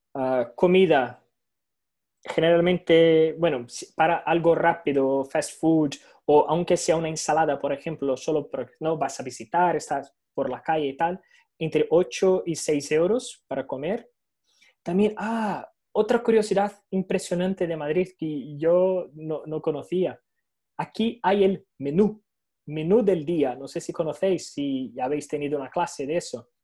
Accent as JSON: {"language": "Spanish", "country": "Brazil", "second_language": "Spanish", "moved": "as an adult", "lives_now": "Spain", "said": "no soy europeo, soy brasileño, mi único pasaporte es, el brasileño"}